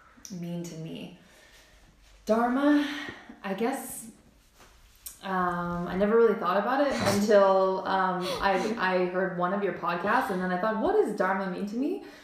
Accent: Washington, United States; moved away as an adult; also born or lived in Arizona; now in Germany; So I'm originally from Washington State, which is, the Pacific Northwest of the U.S. And I come from an area that's very beautiful. We have evergreens, ginormous, beautiful greenery, trees everywhere, mountains

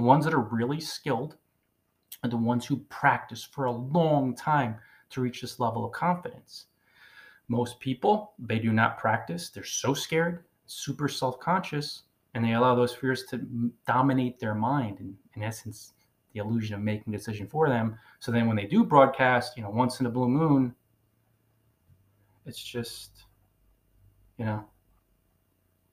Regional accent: Northern New Jersey, United States; moved away as an adult; I'm from Northern New Jersey originally. So even though I've circled the globe for 10 years, I say coffee

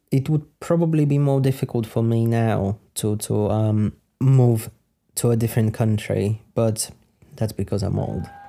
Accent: Poland; moved away as an adult; also born or lived in United Kingdom; I'm from Poland. I lived in Poland for twenty something years. I lived in the U K for seven years.

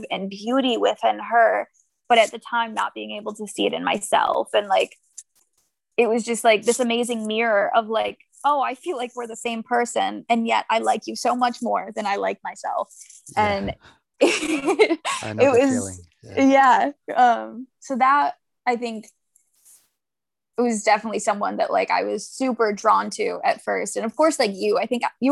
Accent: Michigan, United States; I'm from Michigan.

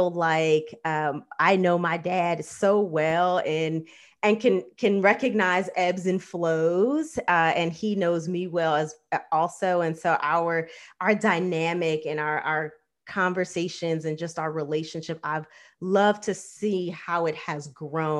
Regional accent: Los Angeles, California, United States; my own upbringing, because you grow up in LA and like celebrity life is not unusual

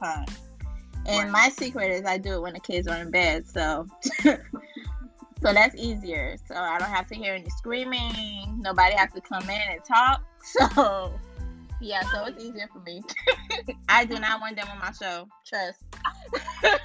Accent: Haiti; the Haitian mama

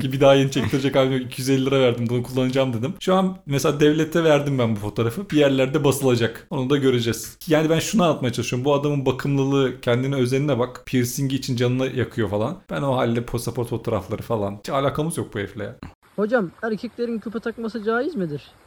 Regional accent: Turkey; moved away as an adult; also born or lived in Czech Republic; memleketimdeki arkadaşları bulmam zor

